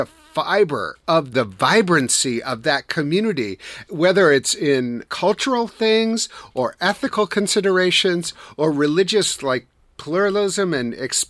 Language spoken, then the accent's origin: English; Wisconsin, United States; And then, of course, I'm from Wisconsin.